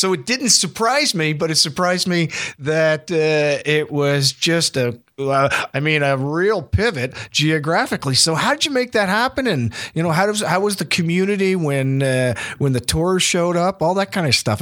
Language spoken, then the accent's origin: English; New Brunswick, Canada; I said, "New Brunswick."